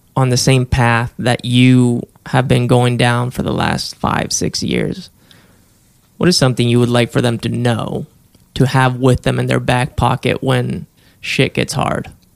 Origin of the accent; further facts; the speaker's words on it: Spain; moved away; I grew up in Spain.